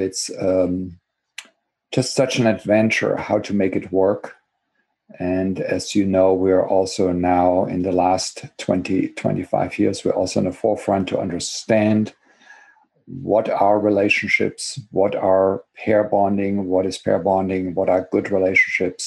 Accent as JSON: {"language": "English", "country": "Germany", "tie": "born or raised there", "second_language": "English", "moved": "as an adult", "lives_now": "Berkeley, United States", "said": "as you can probably hear from my accent, I was born and grew up in Germany, got my education there. And I came here, believe it or not, already 38 years ago"}